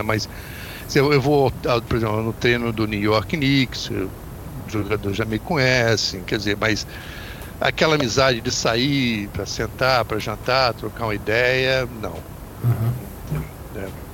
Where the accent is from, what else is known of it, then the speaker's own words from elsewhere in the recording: Volta Redonda, Rio de Janeiro, Brazil; moved away as an adult; now in United States; Eu sou de Volta Redonda